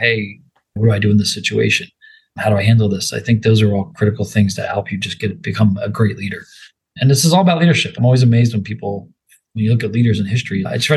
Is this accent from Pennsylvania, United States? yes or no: yes; Philadelphia, Pennsylvania, United States; moved away; I'm from Philadelphia, so I'm bleeding green if you cut me open